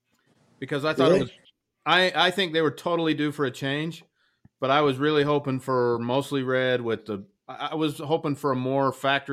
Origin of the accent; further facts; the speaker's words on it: United States; I'm an American, man.